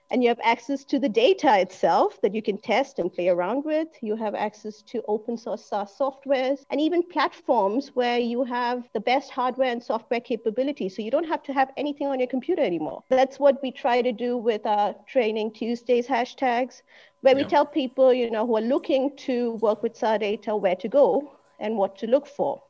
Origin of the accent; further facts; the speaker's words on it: India; also born or lived in Germany; now in Singapore; I was born in India, but I'm German by nationality and I've been here. All my career has been in Germany as well